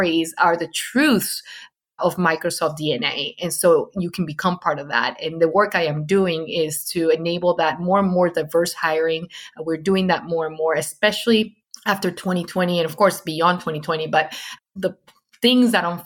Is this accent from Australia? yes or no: no; Venezuela; English is a second language; moved away; I came from Venezuela